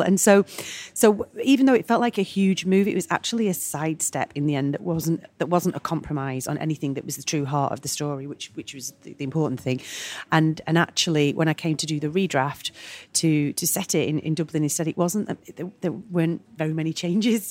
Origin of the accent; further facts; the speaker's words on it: Manchester, North West England, United Kingdom; I'm Mancunian and a proud Mancunian as all Mancunians